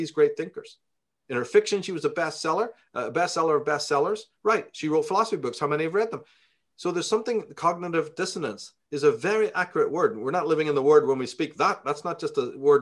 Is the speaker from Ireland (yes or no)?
yes; Ireland; now in United States; we grew up in Ireland